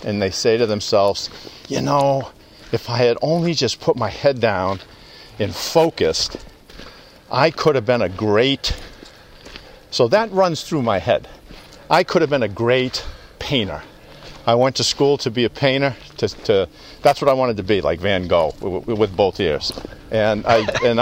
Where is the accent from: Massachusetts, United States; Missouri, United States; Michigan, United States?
Massachusetts, United States; outside of Boston; born or raised there; also born or lived in Louisiana